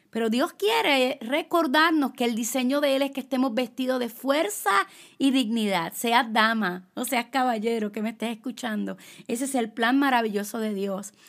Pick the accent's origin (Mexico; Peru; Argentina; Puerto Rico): Puerto Rico; yo soy puertorriqueña, soy latina